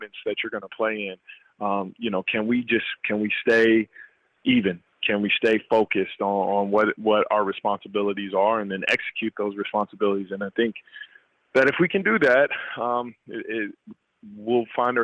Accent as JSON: {"language": "English", "town": "Wichita", "region": "Kansas", "country": "United States", "tie": "born or raised there", "said": "Wichita and that being my hometown"}